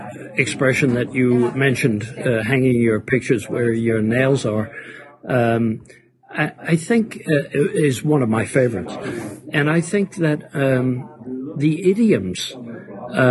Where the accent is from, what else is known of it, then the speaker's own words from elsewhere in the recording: New York City, New York, United States; moved away as an adult; now in Copenhagen, Denmark; Roosevelt Avenue, where I grew up, in Jackson Heights and Corona